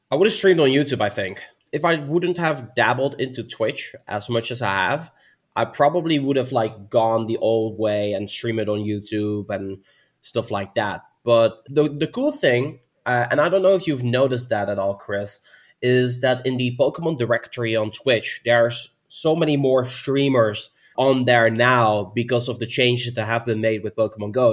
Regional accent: Netherlands; I'm from the Netherlands

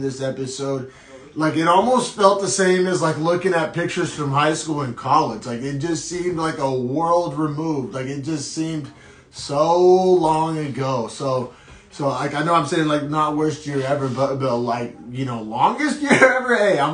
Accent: Oklahoma City, Oklahoma, United States; moved away; I'm originally from Oklahoma City

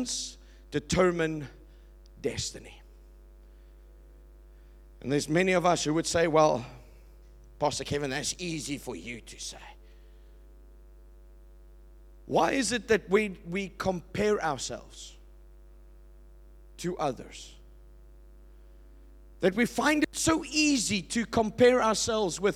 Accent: Port Elizabeth, Eastern Cape, South Africa; I was born in Port Elizabeth.

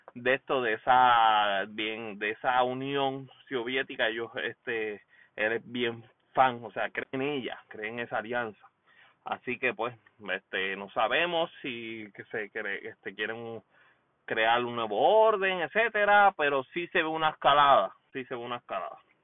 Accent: Puerto Rico; now in United States; Puerto Rico, por supuesto, en la casa, mi país natal

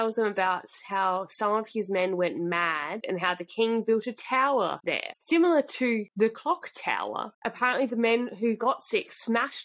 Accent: Australia; we're just Australian

